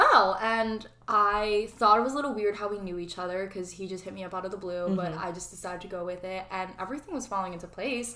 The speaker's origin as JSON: {"language": "English", "town": "Monroe", "country": "United States", "tie": "born or raised there", "said": "Christine and I growing up in Monroe, which is a white community"}